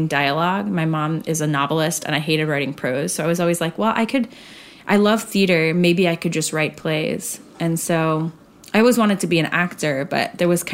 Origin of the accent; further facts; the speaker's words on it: Arizona, United States; I grew up in Arizona.